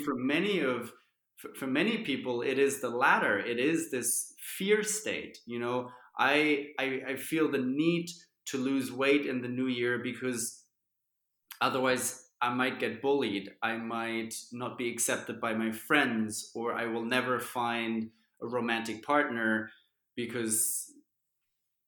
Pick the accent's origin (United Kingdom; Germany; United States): Germany; growing up in Germany